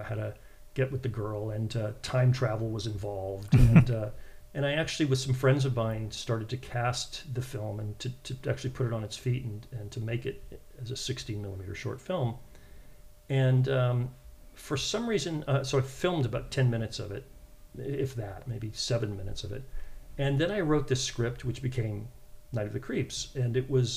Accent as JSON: {"language": "English", "area": "San Francisco Bay Area", "region": "California", "country": "United States", "tie": "born or raised there", "said": "I grew up in the San Francisco Bay Area"}